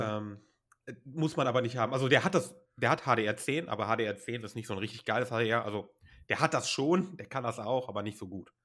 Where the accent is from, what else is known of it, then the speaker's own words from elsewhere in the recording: Germany; bei uns in Deutschland